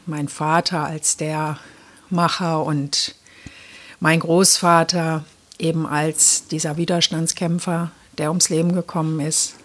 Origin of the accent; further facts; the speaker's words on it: East Germany, Germany; ich bin ja in der DDR geboren